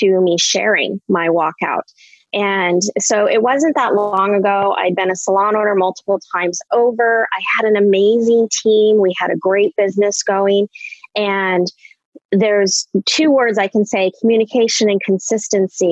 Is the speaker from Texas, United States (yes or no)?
no; Anchorage, Alaska, United States; moved away as an adult; also born or lived in Ohio / Minnesota / Illinois; now in Chicago, United States; I was born and raised in Anchorage, Alaska.